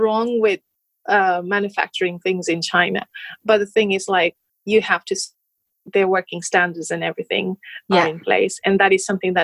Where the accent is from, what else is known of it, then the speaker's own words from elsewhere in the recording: Nepal; moved away as an adult; now in United Kingdom; I grew up in Nepal up until 20 years old. So it's been only 9 years since I've been living in the UK